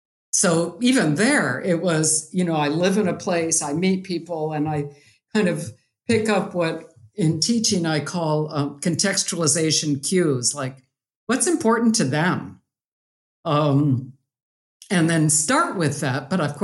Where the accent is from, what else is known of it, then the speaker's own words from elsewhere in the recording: Chhattisgarh, India; moved away as an adult; So I grew up in India and went to school there till I was 18. So my parents lived in Chhattisgarh, and I had seen these cement images growing up